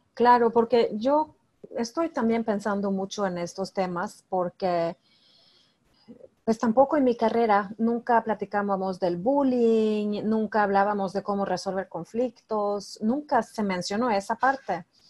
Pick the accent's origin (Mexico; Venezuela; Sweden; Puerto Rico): Sweden; yo soy de Suecia